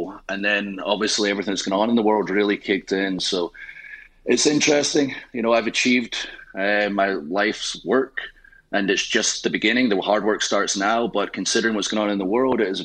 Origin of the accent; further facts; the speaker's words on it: Scotland, United Kingdom; I am Scottish